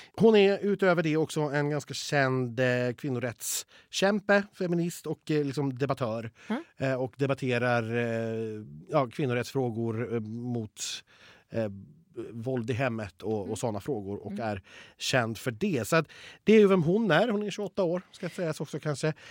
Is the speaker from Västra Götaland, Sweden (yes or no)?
yes; Borås, Västra Götaland, Sweden; jag kommer från Borås